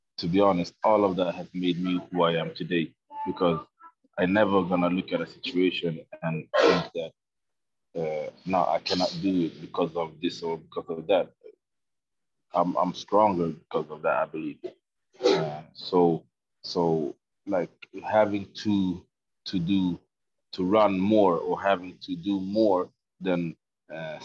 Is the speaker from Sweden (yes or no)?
yes; Sweden; I'm a black man growing up in Sweden